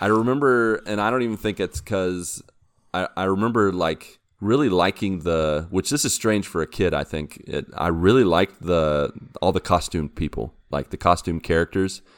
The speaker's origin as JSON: {"language": "English", "region": "West Virginia", "country": "United States", "tie": "born or raised there", "said": "I grew up in West Virginia, and the closest big, big city was Pittsburgh"}